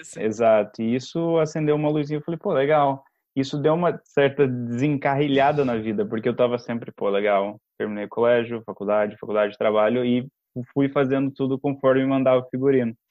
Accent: Brazil; also born or lived in São Paulo; a gente é do Brasil

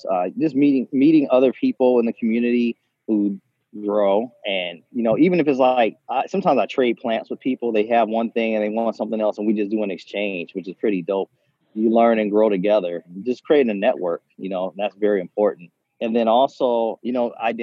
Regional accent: Ohio, United States; now in Los Angeles, United States; back in Ohio, we couldn't

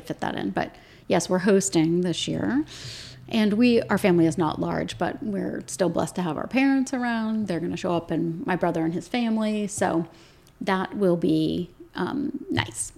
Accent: Williamsburg, Virginia, United States; moved away as an adult; also born or lived in St. Louis, Missouri; now in Winchester, United States; we grew up in Virginia and we were living in St. Louis

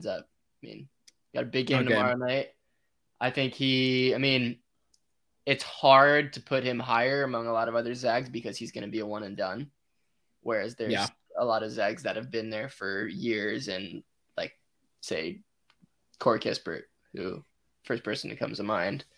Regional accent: California, United States; moved away as an adult; I'm from California.

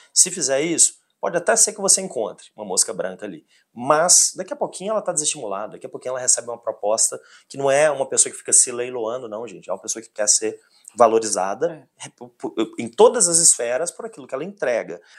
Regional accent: Belo Horizonte, Minas Gerais, Brazil; Se eu sou mineiro, se eu sou Belo Horizontino

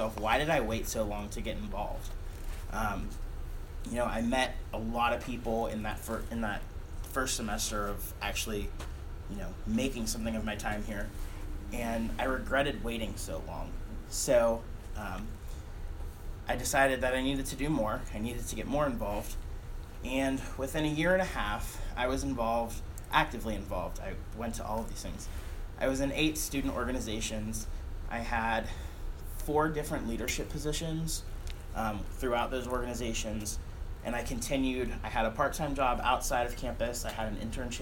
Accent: Struthers, Ohio, United States; I grew up in Struthers, Ohio.

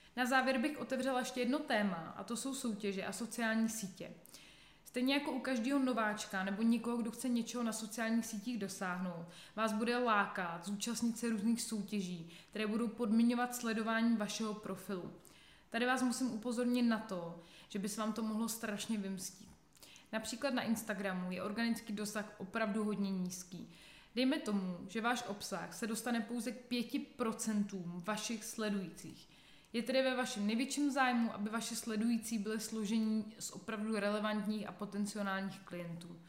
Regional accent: Czechia; u nás v Čechách

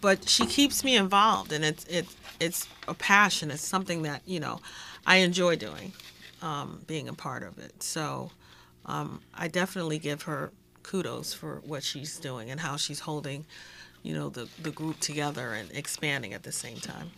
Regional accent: New York, United States; moved away; I'm from New York, I was on the NAACP

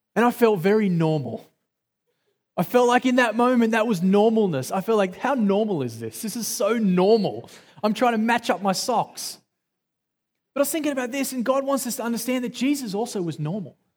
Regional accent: Australia; accent: Australian

